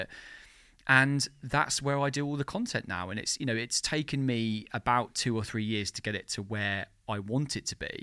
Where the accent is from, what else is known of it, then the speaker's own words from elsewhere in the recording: Margate, South East England, United Kingdom; moved away as an adult; also born or lived in London; now in Margate, United Kingdom; I moved out of London and I moved back to, to my hometown, Margate